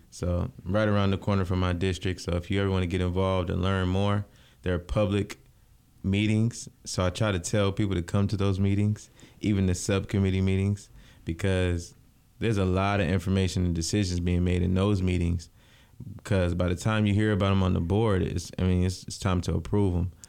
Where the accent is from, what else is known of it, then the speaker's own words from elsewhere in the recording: Lansing, Michigan, United States; born and raised in South Lansing.